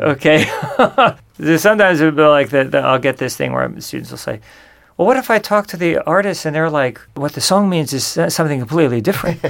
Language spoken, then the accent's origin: English; San Juan Capistrano, California, United States; I grew up in Southern California in uh, this place called San Juan Capistrano